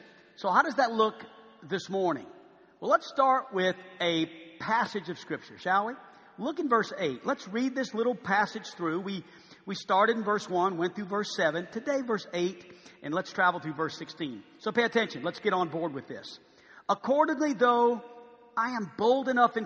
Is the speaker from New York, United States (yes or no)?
no; New Orleans, Louisiana, United States; now in Arkansas, United States; I went back to my hometown